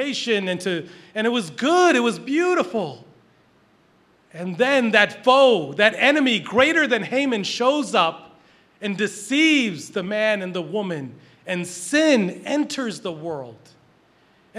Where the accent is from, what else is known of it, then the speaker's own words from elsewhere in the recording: Philadelphia, Pennsylvania, United States; also born or lived in Boston; I'm a Philly guy